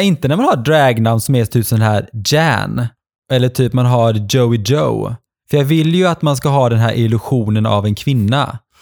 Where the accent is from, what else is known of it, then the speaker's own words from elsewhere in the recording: Gothenburg, Västra Götaland, Sweden; also born or lived in Norway; jag kommer ifrån Göteborg